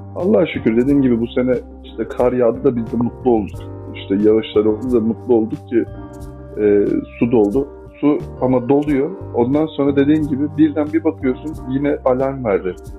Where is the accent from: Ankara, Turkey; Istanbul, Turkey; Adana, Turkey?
Adana, Turkey; ben Adana'da büyüdüm.